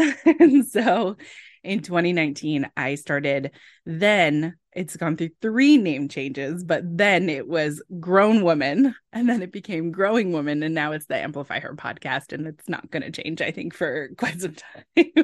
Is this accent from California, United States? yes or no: yes; California, United States; I grew up in California